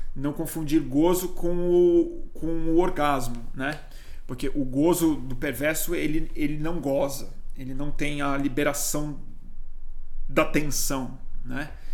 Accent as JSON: {"language": "Portuguese", "country": "Brazil", "said": "eu sou brasileiro, né? Nós somos brasileiros"}